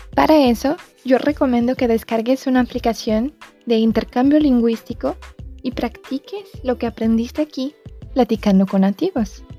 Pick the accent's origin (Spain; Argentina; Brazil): Brazil; first language Portuguese; Spanish is a second language; tengo 26 años y soy brasileña